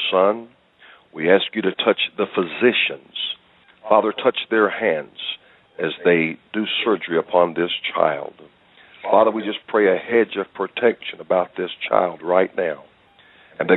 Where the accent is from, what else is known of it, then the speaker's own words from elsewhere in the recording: the South, United States; as a child growing up in the South